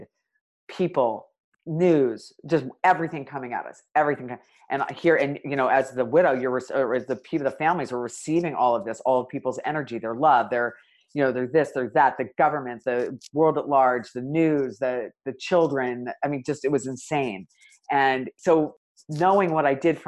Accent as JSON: {"language": "English", "country": "United States"}